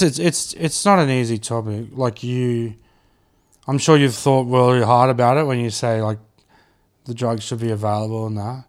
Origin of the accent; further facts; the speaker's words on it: Brisbane, Queensland, Australia; growing up in Sunnybank